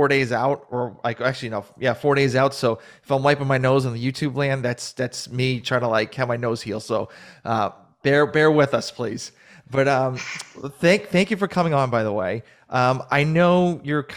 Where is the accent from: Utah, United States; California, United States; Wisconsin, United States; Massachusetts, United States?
Massachusetts, United States; now in Atlanta, United States; I'm originally from Massachusetts and moved down to Atlanta